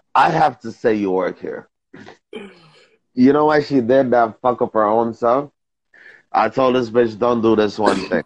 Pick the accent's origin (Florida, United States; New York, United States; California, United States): New York, United States; I'm from New York